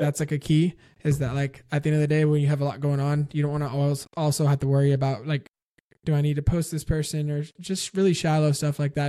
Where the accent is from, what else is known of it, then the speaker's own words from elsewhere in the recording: San Antonio, Texas, United States; I grew up in San Antonio